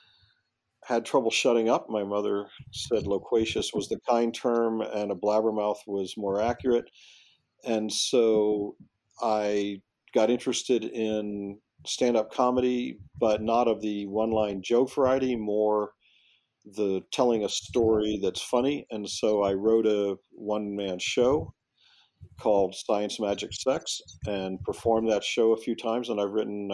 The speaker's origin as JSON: {"language": "English", "region": "Florida", "country": "United States", "tie": "born or raised there", "said": "Ninth grade, where I grew up in Florida, was still middle school."}